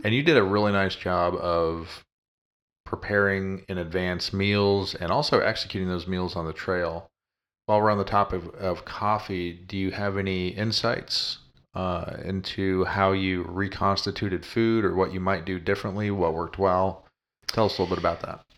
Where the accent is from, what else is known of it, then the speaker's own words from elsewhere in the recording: Colorado, United States; moved away; growing up in Colorado